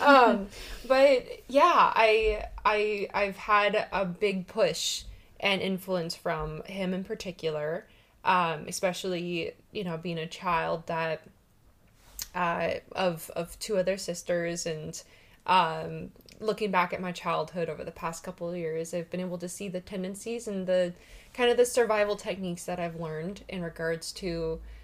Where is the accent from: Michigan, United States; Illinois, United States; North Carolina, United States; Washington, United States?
Washington, United States; I am born and raised in Washington